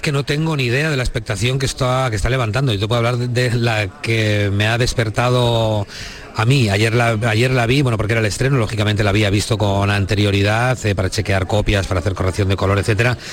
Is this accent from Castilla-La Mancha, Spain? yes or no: yes; Molina de Aragón, Castilla-La Mancha, Spain; born there; mi corazón puesto en la tierra donde nací, en Molina de Aragón, eh, en el Alto Tajo